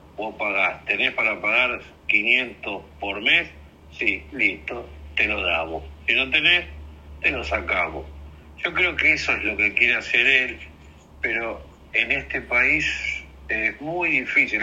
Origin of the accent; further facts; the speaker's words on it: Lanús, Buenos Aires Province, Argentina; De Lanús, de Lanús Este